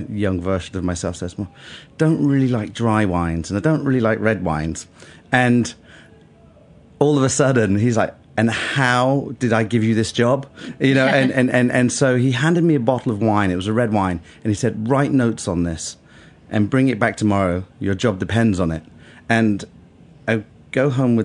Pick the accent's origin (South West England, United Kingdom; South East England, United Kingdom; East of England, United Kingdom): South West England, United Kingdom; Bath; moved away as an adult; also born or lived in London; Bath. It's a town west of England, about 100 miles west of London.